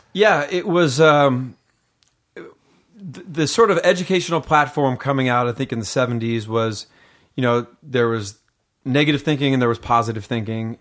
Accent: Seattle, Washington, United States; moved away as an adult; also born or lived in Los Angeles; I was raised in Seattle, Washington

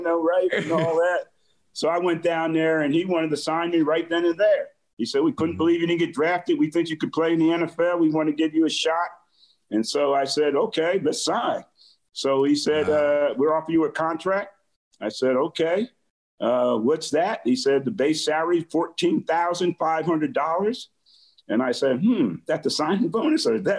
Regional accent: South River, New Jersey, United States; I come from South River High School in New Jersey, and it was a big deal to play for football for South River High School.

